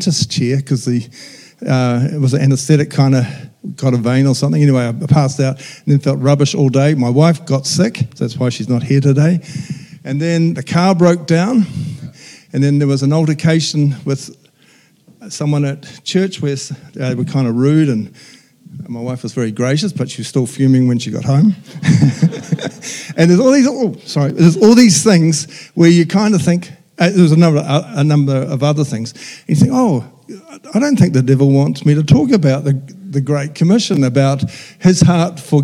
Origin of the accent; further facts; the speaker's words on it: Whanganui, Manawatū-Whanganui, New Zealand; I went to my hometown's Whanganui, so I went to my parish church